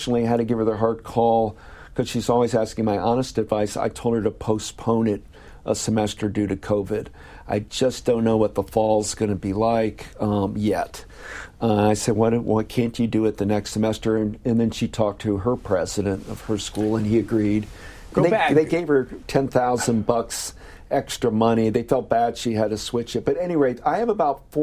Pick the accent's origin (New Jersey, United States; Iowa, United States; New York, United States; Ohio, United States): Ohio, United States; moved away; Ohio, my home state in Columbus